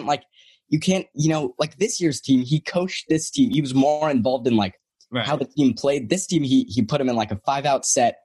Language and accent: English; Durham, North Carolina, United States; I'm from Durham